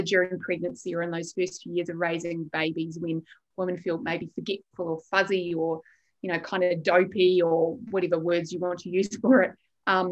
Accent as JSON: {"language": "English", "country": "New Zealand", "tie": "born or raised there", "also_born_or_lived": "United Kingdom", "moved": "yes", "lives_now": "Australia", "said": "I'm a Kiwi. I grew up in New Zealand."}